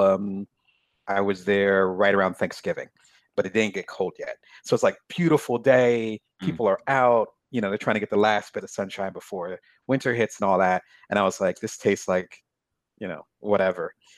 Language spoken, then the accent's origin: English; Lansing, Michigan, United States; born or raised there; moved away as an adult; also born or lived in Atlantic City, New Jersey / South Jersey / Detroit / Chicago; now in Ohio, United States